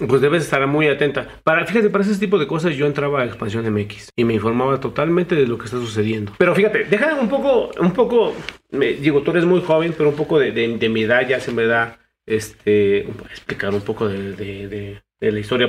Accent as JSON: {"language": "Spanish", "country": "Mexico", "said": "como mexicanos, ciudadanos"}